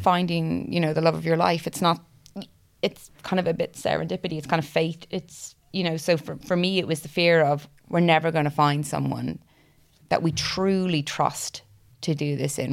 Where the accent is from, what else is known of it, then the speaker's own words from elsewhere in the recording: Ireland; now in Cardiff, United Kingdom; originally from Ireland. Uh, we live in Cardiff.